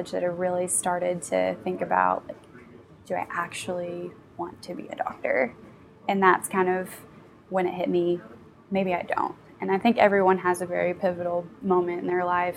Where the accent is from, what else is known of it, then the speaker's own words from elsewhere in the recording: Kentucky, United States; I'm actually a product of Appalachia. I grew up in Greenham County, Kentucky, which is about 2.5 hours east of here in a very rural area